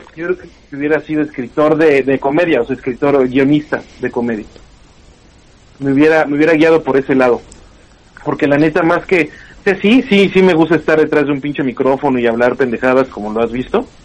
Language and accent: Spanish; Pachuca, Hidalgo, Mexico; Yo vengo de Pachuca